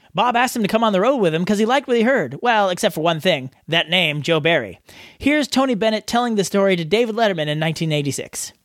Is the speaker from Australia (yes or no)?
yes; Australia